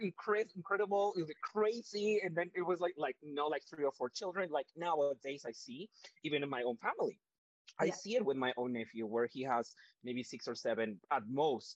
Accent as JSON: {"language": "English", "country": "Mexico", "tie": "born or raised there", "moved": "yes", "lives_now": "Canada", "said": "we are not born and raised in Canada. We are from a completely different countries. I am from Mexico."}